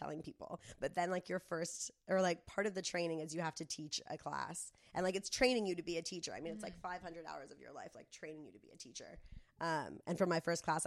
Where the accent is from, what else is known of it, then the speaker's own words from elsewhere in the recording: Del Mar, California, United States; growing up in Del Mar